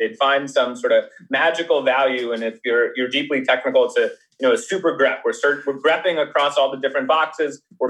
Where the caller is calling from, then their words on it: Menlo Park, California, United States; I'm calling from sunny Menlo Park.